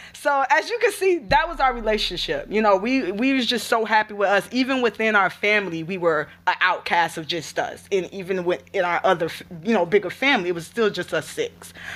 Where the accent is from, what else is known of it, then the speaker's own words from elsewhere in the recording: Gainesville, Florida, United States; also born or lived in Alachua, Florida; I'm originally from Gainesville, uh, Alachua, Florida. I like to say both, 'cause I do, I do claim both of them as my home